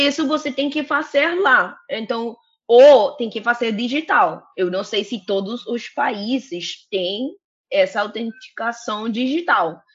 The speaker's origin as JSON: {"language": "Portuguese", "country": "Colombia", "second_language": "Portuguese", "moved": "as an adult", "lives_now": "Rio de Janeiro, Brazil", "said": "eu sou colombiana"}